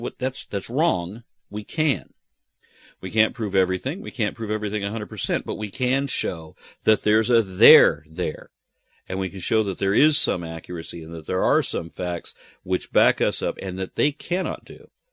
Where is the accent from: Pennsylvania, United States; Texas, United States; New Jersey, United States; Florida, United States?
Texas, United States; I am, you know, Texan and American